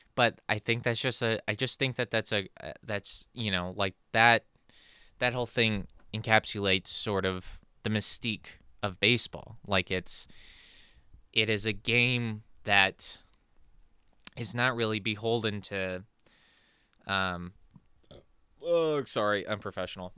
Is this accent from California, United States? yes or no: yes; California, United States; growing up in California